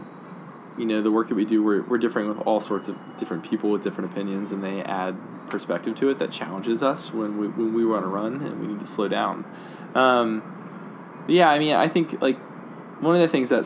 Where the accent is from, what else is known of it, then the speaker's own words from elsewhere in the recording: Dayton, Ohio, United States; I'm from Southwest, so Dayton